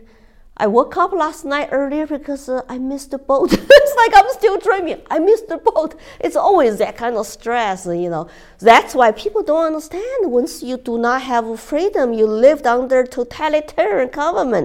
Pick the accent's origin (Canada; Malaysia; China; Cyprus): China; English is a second language; moved away as an adult; also born or lived in Texas / Colorado; now in United States; When I first left China